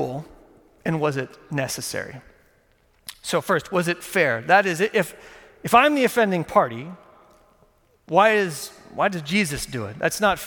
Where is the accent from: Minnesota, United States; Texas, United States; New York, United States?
Texas, United States; moved away; I grew up in Texas